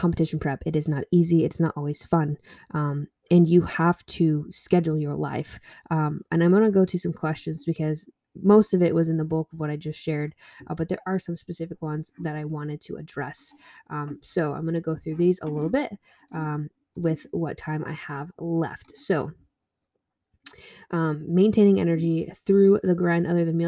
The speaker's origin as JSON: {"language": "English", "region": "Vermont", "country": "United States", "tie": "born or raised there", "said": "I grew up in Vermont."}